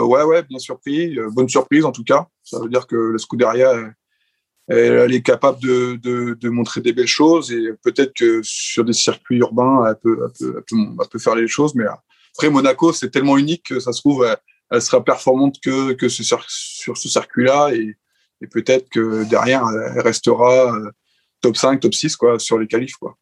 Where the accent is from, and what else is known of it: France